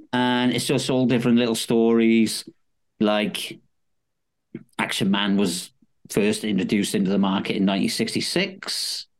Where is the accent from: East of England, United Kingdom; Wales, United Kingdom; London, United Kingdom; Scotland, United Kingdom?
Wales, United Kingdom; now in Netherlands; I'm Welsh